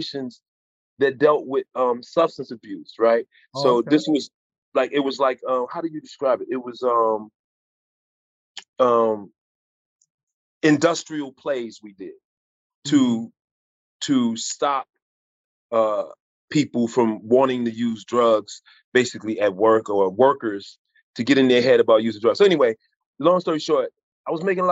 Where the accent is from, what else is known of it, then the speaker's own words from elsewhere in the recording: Chicago, Illinois, United States; I grew up in hard times in Chicago